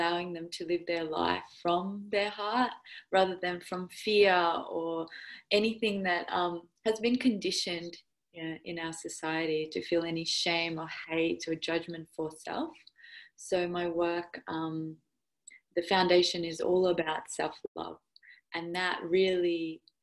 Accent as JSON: {"language": "English", "town": "Perth", "region": "Western Australia", "country": "Australia", "tie": "born or raised there", "also_born_or_lived": "Russia", "accent": "Aussie", "lives_now": "Perth, Australia", "said": "I grew up half and half. So I moved to Perth when I was 8."}